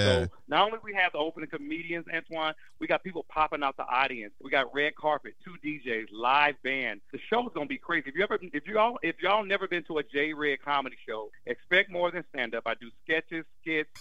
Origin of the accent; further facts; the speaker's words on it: Oakland, California, United States; I'm from Oakland